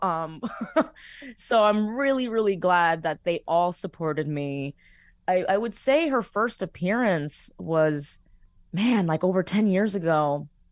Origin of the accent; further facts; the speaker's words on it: Miami, Florida, United States; moved away as an adult; now in Los Angeles, United States; what made Miami home for me, it was my family and especially my abuelos